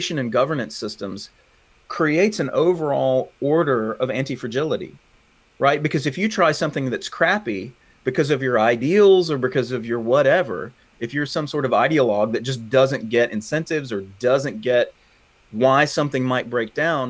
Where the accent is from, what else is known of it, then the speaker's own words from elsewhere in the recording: the South, United States; accent: southern; it's why I sound funny, because I'm from the South. I can't shake it